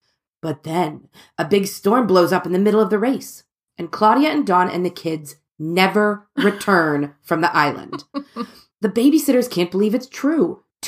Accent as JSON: {"language": "English", "town": "Cincinnati", "region": "Ohio", "country": "United States", "tie": "born or raised there", "said": "growing up in Cincinnati where Katie and I did, because we're completely landlocked."}